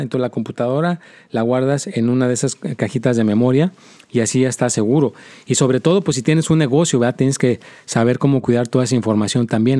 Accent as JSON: {"language": "Spanish", "country": "Mexico", "moved": "yes", "lives_now": "United States", "said": "mi propio país, de donde yo soy"}